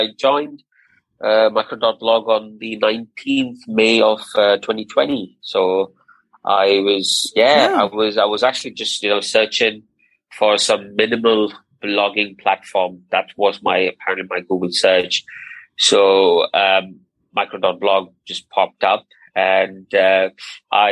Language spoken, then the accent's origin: English; Abu Dhabi, United Arab Emirates; moved away as an adult; also born or lived in Tamil Nadu, India; now in United Kingdom; I was born in India, in a place called Tamil Nadu, and but I grew up in Abu Dhabi all my life, and Abu Dhabi is in the United Arab Emirates.